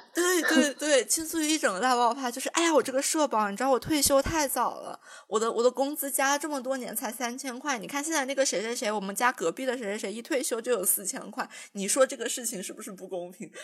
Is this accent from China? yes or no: yes; Jiangxi, China; 我是江西人